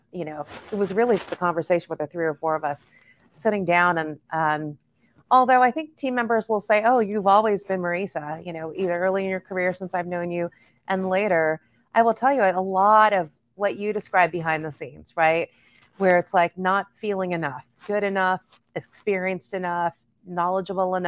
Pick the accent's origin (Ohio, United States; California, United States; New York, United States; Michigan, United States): California, United States; Los Angeles; born and raised in East